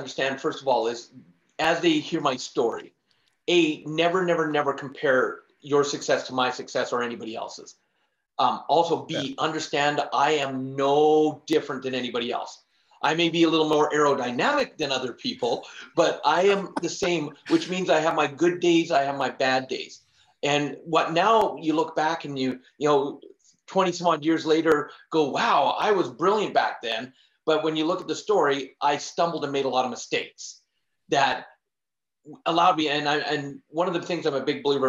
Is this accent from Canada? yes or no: yes; Canada; But growing up, I was born in Canada, born and raised, and in my family, because we barely made it by.